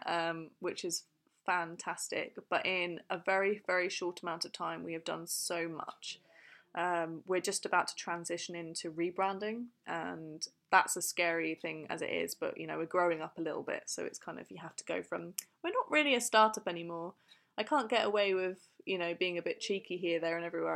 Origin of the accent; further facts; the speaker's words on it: Fleet, South East England, United Kingdom; I come from a little place called Fleet